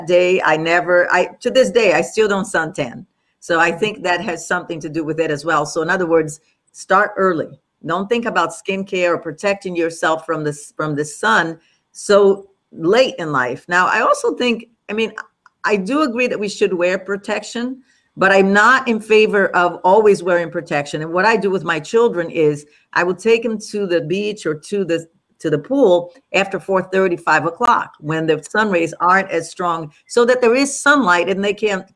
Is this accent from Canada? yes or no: no; Brazil; moved away; I grew up in Brazil